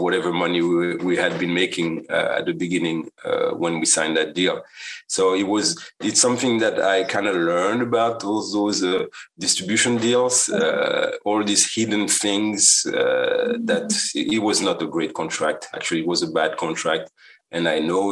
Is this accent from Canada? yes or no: no; Guadeloupe; now in United States; I come from the island, from Guadeloupe